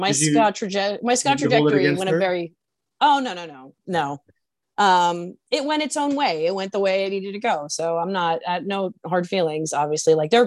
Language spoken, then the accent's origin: English; New Brunswick, New Jersey, United States; I was born in New Brunswick, New Jersey, and I've lived near the Brunswicks pretty much most of my childhood life